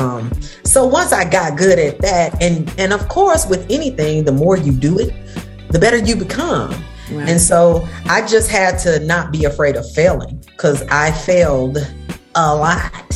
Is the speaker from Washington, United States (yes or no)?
no; Tennessee, United States; moved away as an adult; also born or lived in Chicago / New York; now in Atlanta, United States; I grew up in Tennessee